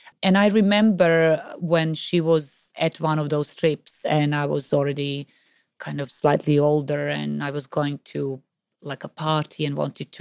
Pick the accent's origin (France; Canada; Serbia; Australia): Serbia; moved away; When I was growing up in Serbia